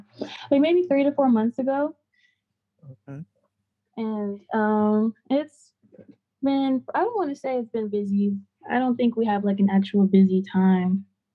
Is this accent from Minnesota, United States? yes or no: no; California, United States; now in Las Vegas, United States; I'm originally from California, but right now I'm in Vegas.